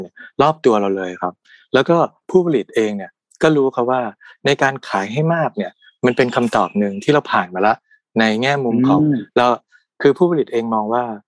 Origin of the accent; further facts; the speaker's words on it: Udon Thani, Thailand; also born or lived in Bangkok; การกลับมาบ้านเกิดที่อุดรธานี